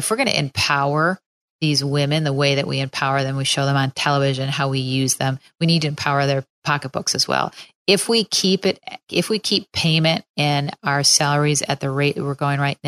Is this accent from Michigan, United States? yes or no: no; Minneapolis, Minnesota, United States; now in Chicago, United States; I have a lot of people that are still back in Minneapolis